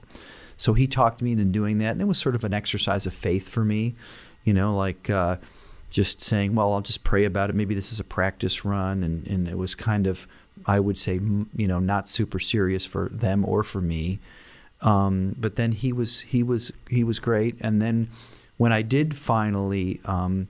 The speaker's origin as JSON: {"language": "English", "town": "Rochester", "region": "New York", "country": "United States", "tie": "born or raised there", "also_born_or_lived": "Dallas, Texas", "moved": "as an adult", "said": "I grew up in Rochester in West Irondequoit, not in Penfield"}